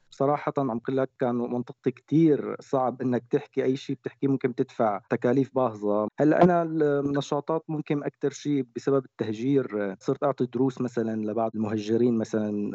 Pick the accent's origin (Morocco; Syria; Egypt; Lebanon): Syria; عندنا بسوريا